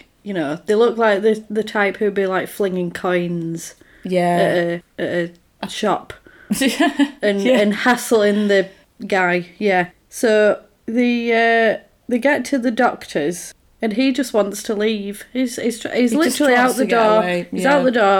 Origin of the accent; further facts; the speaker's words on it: United Kingdom; we are British